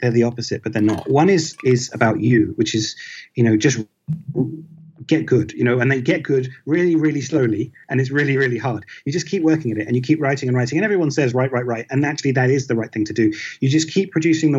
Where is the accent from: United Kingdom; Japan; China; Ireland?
United Kingdom; I'm British and I grew up in Britain.